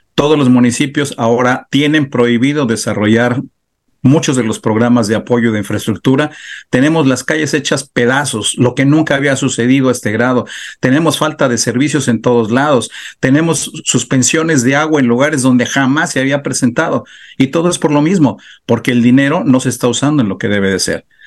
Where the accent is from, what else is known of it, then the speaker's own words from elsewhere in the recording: Mexico; also born or lived in Baja California; nosotros como mexicanos